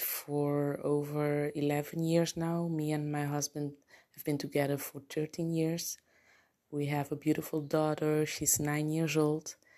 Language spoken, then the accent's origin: English; Curaçao; English is a second language; moved away as an adult; also born or lived in Netherlands; now in Aruba; I was born in Curacao, but I lived in Holland, um, Europe for basically my entire adult life.